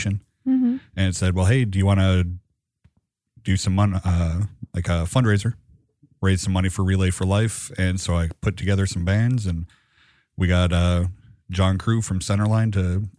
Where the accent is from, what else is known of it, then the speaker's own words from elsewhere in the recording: Buchanan, Michigan, United States; We grew up in Buchanan, graduated together